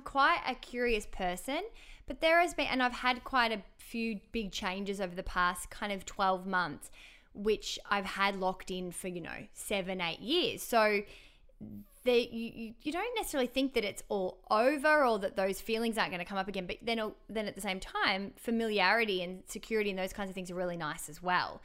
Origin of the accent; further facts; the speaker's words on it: Melbourne, Victoria, Australia; now in Sydney, Australia; I'm from Melbourne